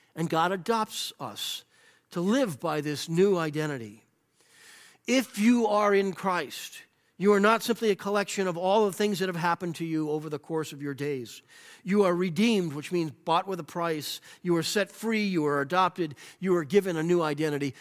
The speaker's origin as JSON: {"language": "English", "country": "United States", "tie": "born or raised there", "said": "I am an American because this is where I was born in the land where I love"}